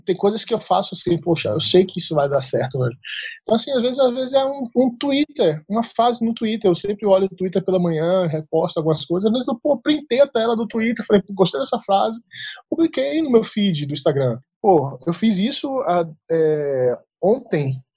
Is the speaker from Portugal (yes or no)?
no; Salvador, Bahia, Brazil; accent: baianês; moved away as an adult; now in Brasília, Brazil; eu sou é, natural de Salvador, Bahia, né? Pelo sotaque que você vai ver, perceber da conversa, que é, o baianês aqui é muito forte